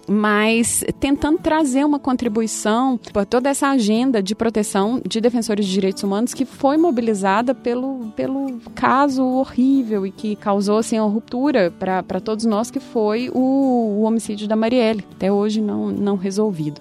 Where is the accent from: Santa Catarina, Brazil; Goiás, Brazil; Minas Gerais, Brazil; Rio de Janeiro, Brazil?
Minas Gerais, Brazil; moved away; como vocês podem ver pelo meu sotaque, eu sou, eu sou sou de Minas